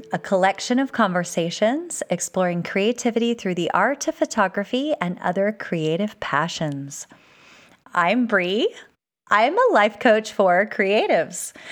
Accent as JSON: {"language": "English", "region": "California", "country": "United States", "tie": "born or raised there", "also_born_or_lived": "Malaysia / Utah / Virginia", "lives_now": "Texas, United States", "said": "that my life has been shaped by all of the places that I've lived, including growing up in California, uh, a little uh, two years in Malaysia, Utah, Virginia, and now Texas."}